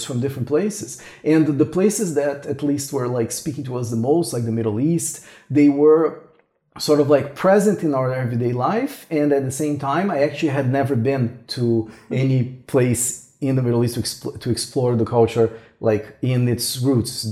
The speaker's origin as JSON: {"language": "English", "country": "Brazil", "also_born_or_lived": "Toronto, Canada", "moved": "as an adult", "said": "I'm originally from Brazil. And then we both moved to Toronto in Canada."}